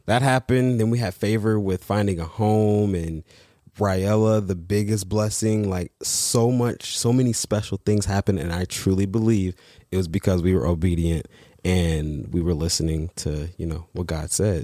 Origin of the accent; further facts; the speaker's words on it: Michigan, United States; moved away; also born or lived in Los Angeles / Texas; the job was in Michigan, my hometown